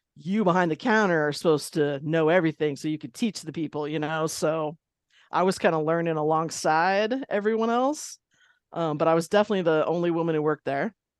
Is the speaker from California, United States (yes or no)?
yes; Long Beach, California, United States; also born or lived in Ireland; I grew up in Long Beach, California